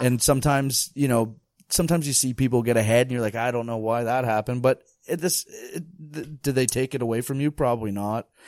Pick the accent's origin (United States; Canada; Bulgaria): Canada; Bracebridge, Ontario; also born or lived in Toronto, Ontario; I'm from Bracebridge, Ontario.